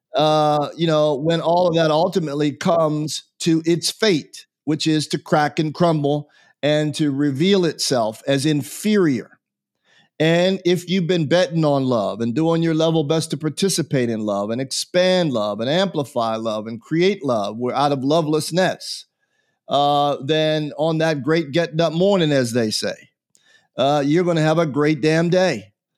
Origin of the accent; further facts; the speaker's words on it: United States; answer as an American